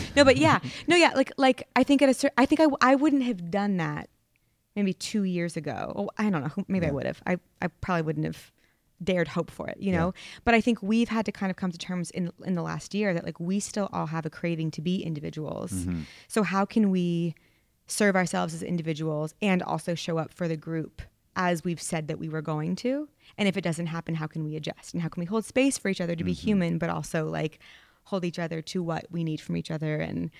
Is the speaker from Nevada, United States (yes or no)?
no; Vermont, United States; I'm from Vermont. Like, I didn't dare.